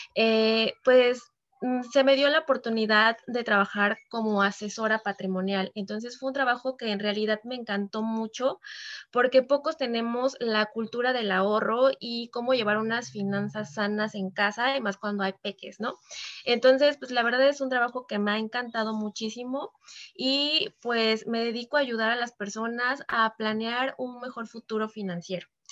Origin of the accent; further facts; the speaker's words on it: Veracruz, Mexico; now in Mexico City, Mexico; yo originalmente eh, soy de Veracruz, actualmente vivo en la Ciudad de México